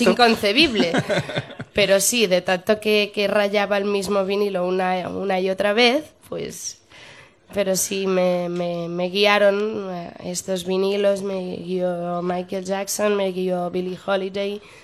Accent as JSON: {"language": "Spanish", "town": "Barcelona", "region": "Catalonia", "country": "Spain", "moved": "as an adult", "lives_now": "Madrid, Spain", "said": "amo Barcelona porque es mi tierra"}